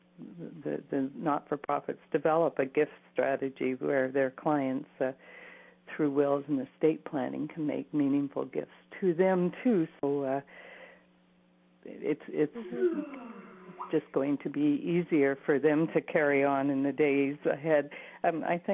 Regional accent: Cambridge, Ontario, Canada; moved away as an adult; now in Waterloo, Canada; I also left my hometown of Cambridge and moved to Waterloo

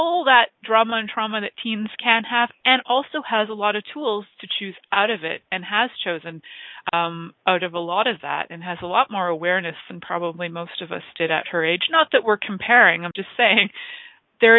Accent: Toronto, Ontario, Canada; I grew up in Toronto, but I actually live in a small town

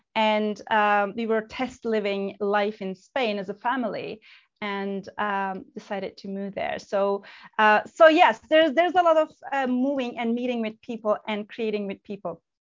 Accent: Turkey; moved away as an adult; also born or lived in United Kingdom; And I was born and raised in Turkey, then moved to the UK, United Kingdom, when I was 26

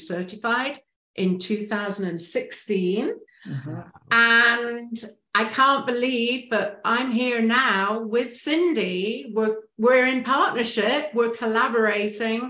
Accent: United Kingdom; moved away as an adult; now in Canada; you can tell from the accent, I'm a Brit. I just moved to Canada.

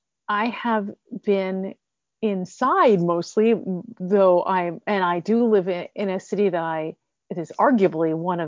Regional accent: United States; And I will always say I'm American because I am. I'm sixth generation American

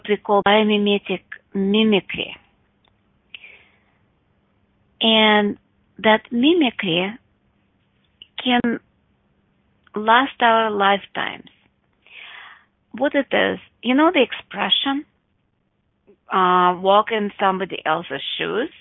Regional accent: Russia; Growing up in Russia with my mom

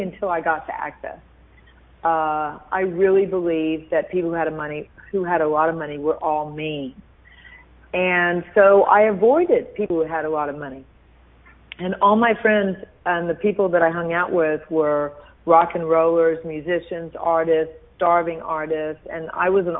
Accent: Houston, Texas, United States; I was raised in Houston, Texas by a billionaire

